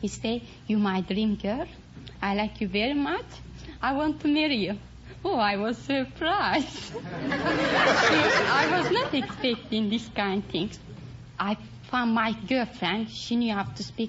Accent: Istanbul, Turkey; English is a second language; moved away; From Istanbul

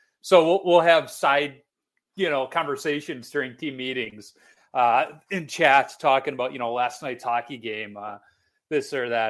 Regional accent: Chicago, Illinois, United States; moved away as an adult; now in Minnesota, United States; I grew up in Chicago, I now live in Minnesota.

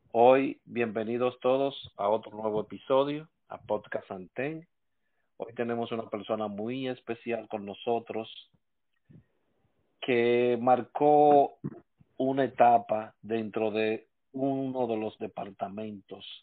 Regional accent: Santo Domingo, Distrito Nacional, Dominican Republic; Sí, me crié en Cristo Rey.

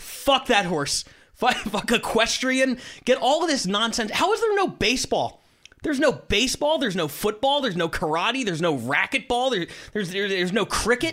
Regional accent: Philadelphia, Pennsylvania, United States; I'm from Philadelphia.

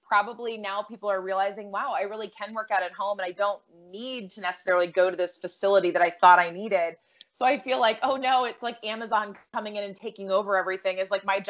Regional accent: Massachusetts, United States; I grew up in Massachusetts

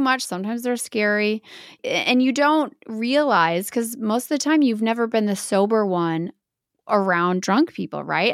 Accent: Baraboo, Wisconsin, United States; I am from Bear Brook, Wisconsin

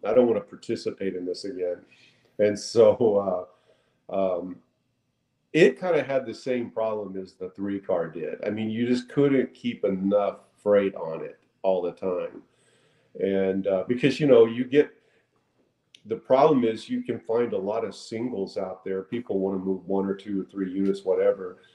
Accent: North Texas, United States; I was raised on a cattle ranch in North Texas for the first 20 years of life.

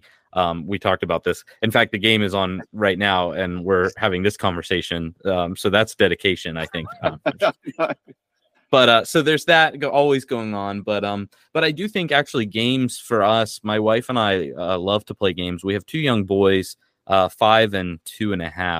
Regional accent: United States; moved away; I was raised evangelical in America

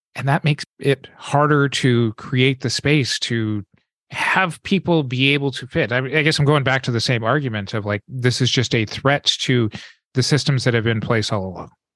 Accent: American West, United States; growing up in the American West

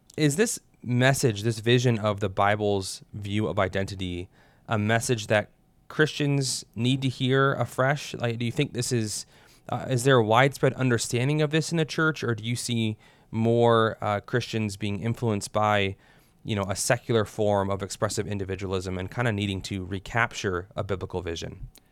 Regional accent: United States; us as Americans

